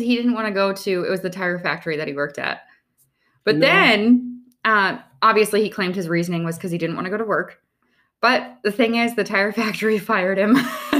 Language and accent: English; North Dakota, United States; I am from North Dakota.